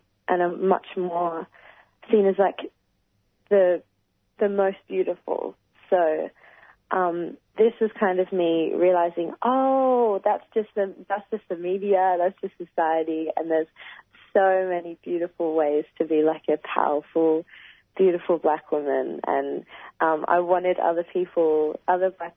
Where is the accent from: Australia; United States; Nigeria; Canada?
Australia; as a black woman growing up in Australia